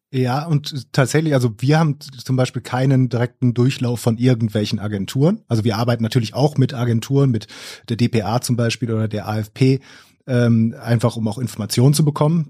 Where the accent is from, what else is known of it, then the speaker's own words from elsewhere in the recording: Essen, North Rhine-Westphalia, Germany; ich komme aus Essen